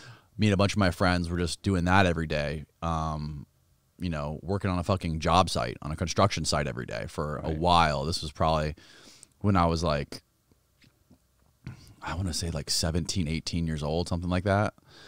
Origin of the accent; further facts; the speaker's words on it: Clearwater, Florida, United States; also born or lived in Seminole, Florida; I was born in Clearwater, Florida.